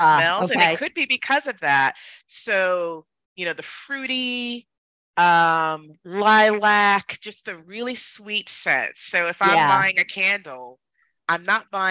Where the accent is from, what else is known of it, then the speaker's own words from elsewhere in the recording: New Jersey, United States; I grew up in New Jersey